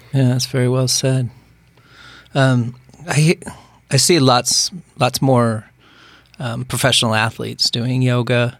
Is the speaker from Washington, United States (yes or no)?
yes; Bothell, Washington, United States; I grew up in Bothell and it was very rural back